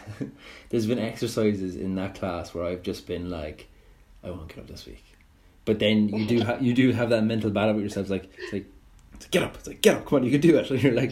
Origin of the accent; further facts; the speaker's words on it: Cork, Munster, Ireland; moved away as an adult; I was 18 when I moved from Cork to Dublin.